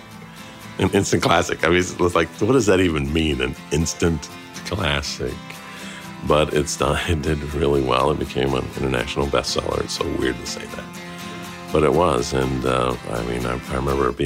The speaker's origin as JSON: {"language": "English", "town": "Phoenix", "region": "Arizona", "country": "United States", "tie": "born or raised there", "also_born_or_lived": "California / Huntington Beach, California", "moved": "as an adult", "said": "I grew up in California and Arizona. I look back on Arizona as really, really formative for me"}